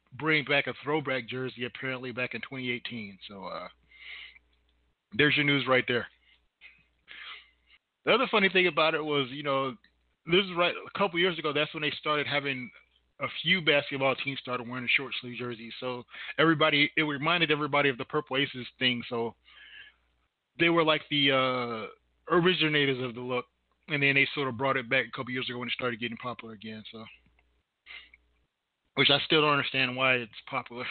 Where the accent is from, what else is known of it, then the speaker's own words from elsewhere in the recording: Indiana, United States; I'm from Indiana